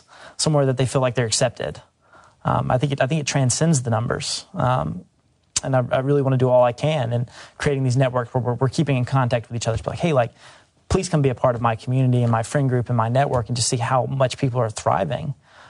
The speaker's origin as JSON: {"language": "English", "region": "Mississippi", "country": "United States", "tie": "born or raised there", "said": "I've spent essentially 22 years of my life here in Mississippi, and Mississippi boy abroad."}